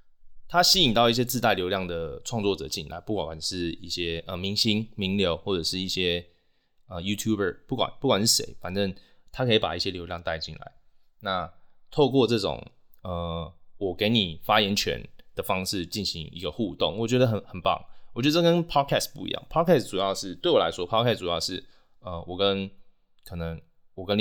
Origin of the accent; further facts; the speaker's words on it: Taiwan; first language Taiwanese; Chinese is a second language; 我有对于母语有认同感，我的母语就是台语